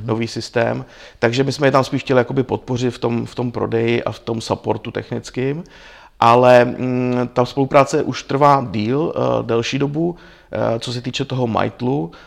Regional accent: Czechia; u nás v Čechách

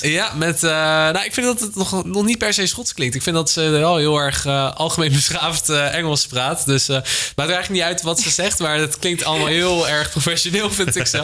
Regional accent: Delft, South Holland, Netherlands; ik kom uit Delft

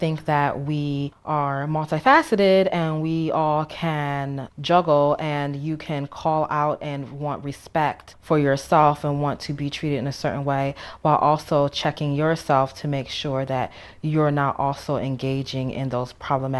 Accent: United States; moved away as an adult; also born or lived in South Korea / Netherlands; now in China; I'm an American

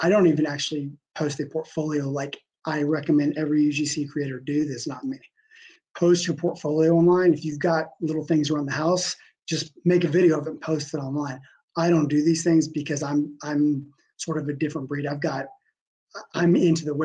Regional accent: United States; my entire life of schooling, growing up in the States

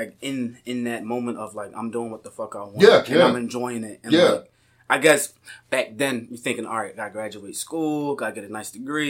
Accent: Philadelphia, Pennsylvania, United States; now in Lancaster, United States

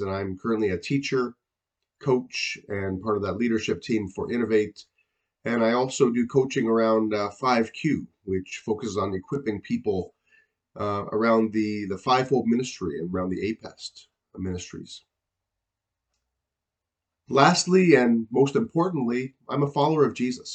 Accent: Niagara region, Ontario, Canada; also born or lived in Hamilton area; I grew up in the Niagara region

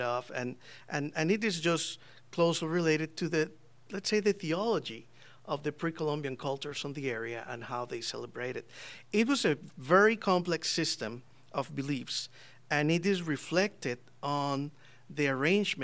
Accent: Costa Rica; moved away; I'm from Costa Rica

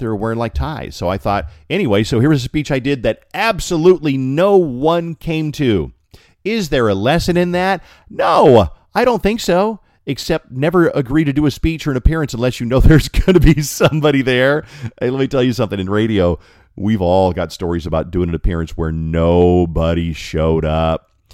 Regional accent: Colorado, United States; from Colorado.

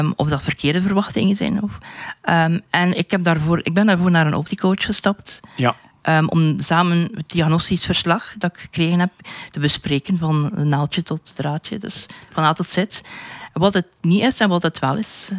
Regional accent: West Flanders, Belgium; ik ben van West-Vlaanderen

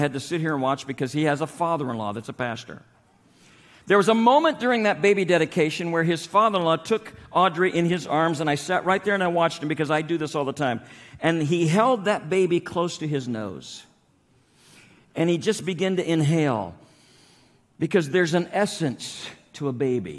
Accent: Nebraska, United States; moved away; also born or lived in Long Island; I grew up in Nebraska. I'm a farm boy

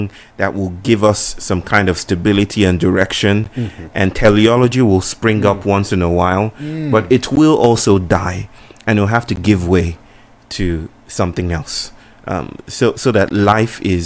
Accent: Nigeria; moved away as an adult; now in Chennai, India; I come from Nigeria

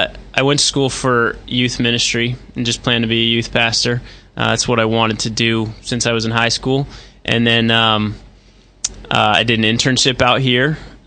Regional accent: Groton, Connecticut, United States; moved away as an adult; also born or lived in Dubuque, Iowa; now in Urbandale, United States; I'm from Connecticut. I grew up in Connecticut.

